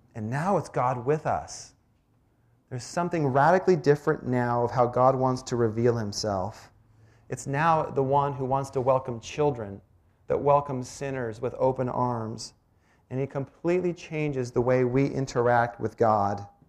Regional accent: Washington, United States; also born or lived in Iowa; I grew up in Washington where the only thing we had was a windstorm once in a while and lots of gray drizzle

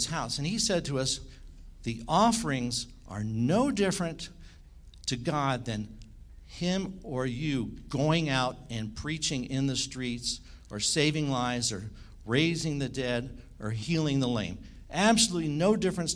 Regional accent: Washington, District of Columbia, United States; I was born in Washington, D.C.

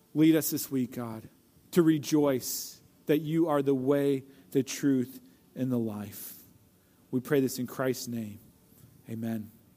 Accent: St. Louis, Missouri, United States; I grew up in Saint Louis, Missouri, and I was the youngest of five kids

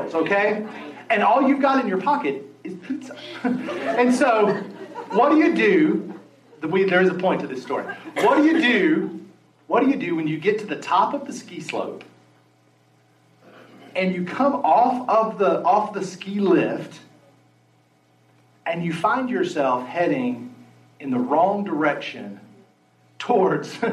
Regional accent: West Virginia, United States; moved away; I grew up in West Virginia

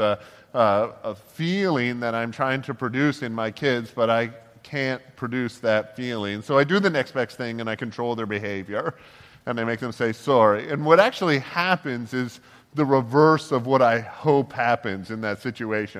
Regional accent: Toronto, Ontario, Canada; we grew up in Toronto and in the Toronto area

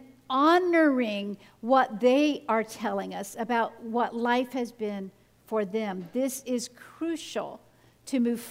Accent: the South, United States; I grew up in the South, in the United States, where members of my family casually and regularly would use the N-word

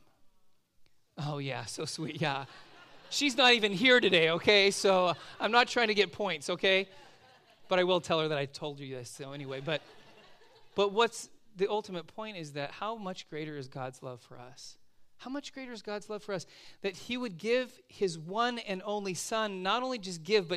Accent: Southern California, United States; moved away as an adult; also born or lived in Oregon; now in Simi Valley, United States; growing up in Southern California

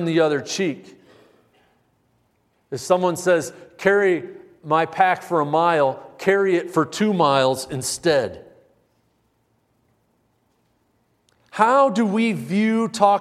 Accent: United States; I'm an American.

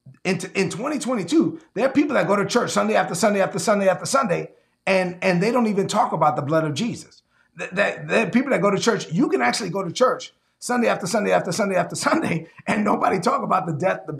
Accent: New York City, New York, United States; I'm from Brooklyn

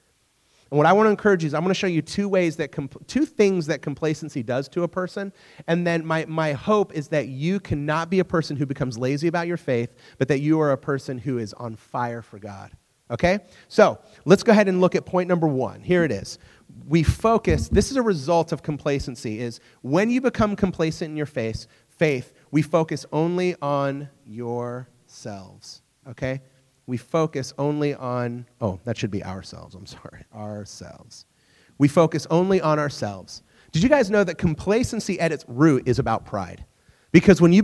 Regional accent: United States; also born or lived in England; as an American

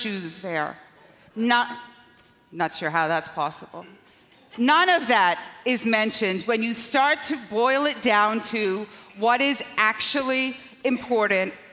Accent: Scotland, United Kingdom; also born or lived in Long Island; now in United States; when I was growing up in Scotland

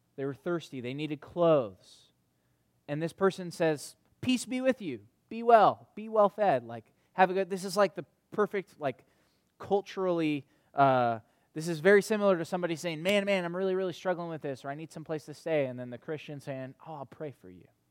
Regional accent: North Carolina, United States; moved away; in the community that I grew up in back in North Carolina

